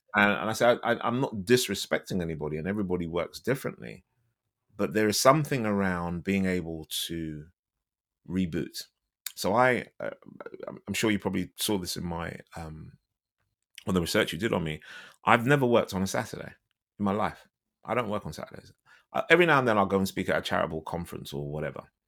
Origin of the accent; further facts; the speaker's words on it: London, United Kingdom; I'm from London